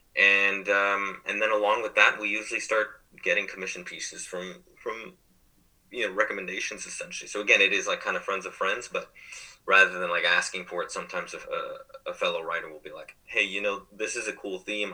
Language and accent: English; California, United States; we're from California